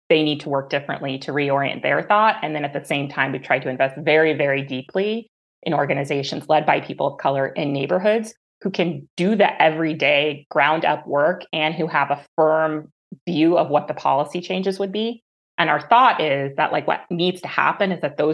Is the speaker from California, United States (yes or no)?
yes; Orange County, California, United States; I grew up in Orange County, California